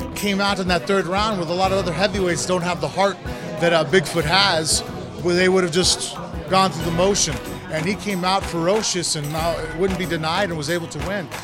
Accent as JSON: {"language": "English", "country": "United States", "said": "I'm American down in Brazil"}